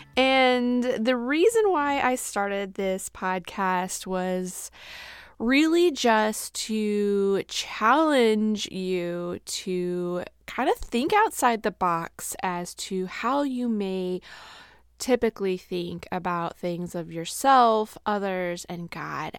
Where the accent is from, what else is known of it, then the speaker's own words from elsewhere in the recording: Midwest, United States; we are from the Midwest